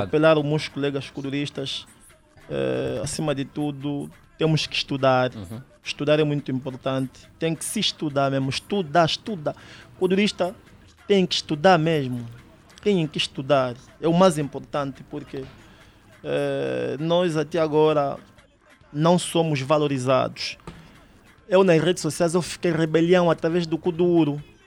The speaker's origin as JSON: {"language": "Portuguese", "region": "Uíge", "country": "Angola", "said": "eu sou do Uiji"}